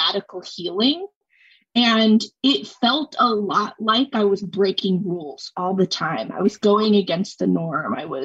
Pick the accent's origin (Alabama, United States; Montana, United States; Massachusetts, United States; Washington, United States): Montana, United States; moved away; So I'm from Montana originally.